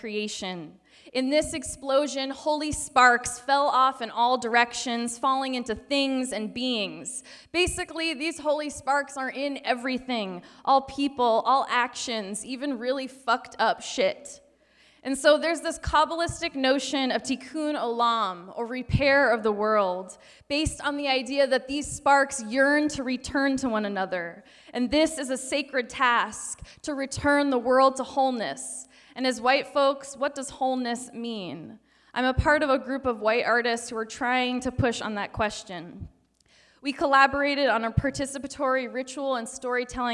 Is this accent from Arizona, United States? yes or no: no; Denver, Colorado, United States; now in Seattle, United States; I was raised on Arapaho territory in Denver, Colorado